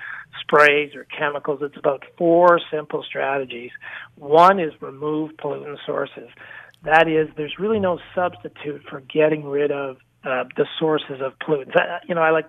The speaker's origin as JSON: {"language": "English", "country": "Canada", "also_born_or_lived": "Toronto", "said": "I'm a Canadian, live and work out of the Toronto market"}